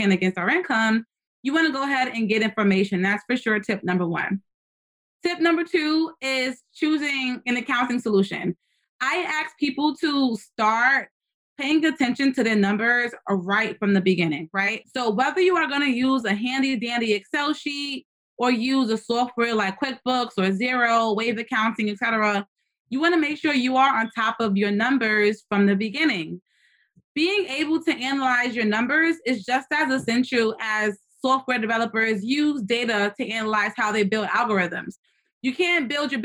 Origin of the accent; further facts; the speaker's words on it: New York City, New York, United States; I'm from the Bronx